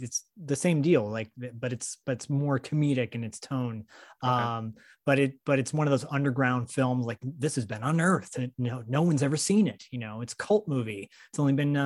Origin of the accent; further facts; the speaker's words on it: Michigan, United States; growing up in Michigan as a, you know, really little kid, 5, 6, and 7